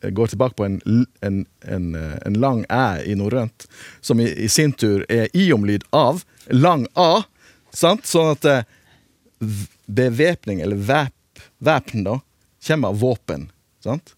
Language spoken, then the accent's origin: Norwegian; Western Norway, Norway